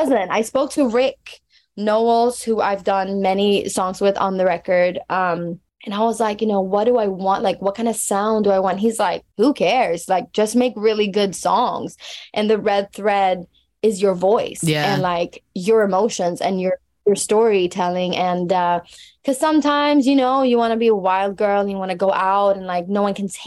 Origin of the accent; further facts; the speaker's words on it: Stockholm, Stockholm County, Sweden; my hometown